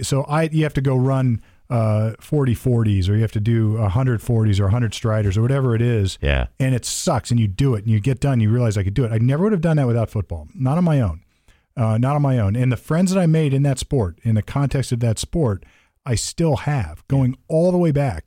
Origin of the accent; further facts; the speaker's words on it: Sunbury, Ohio, United States; I came from Sunbury, Ohio